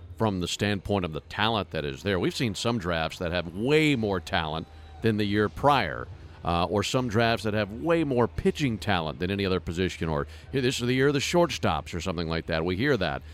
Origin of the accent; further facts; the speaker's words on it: Madison, Mississippi, United States; moved away; my hometown, Madison, Mississippi